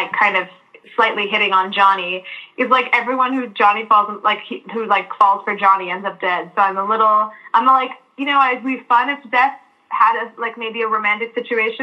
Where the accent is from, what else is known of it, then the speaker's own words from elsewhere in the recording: Vancouver, British Columbia, Canada; me growing up in British Columbia and Vancouver in Canada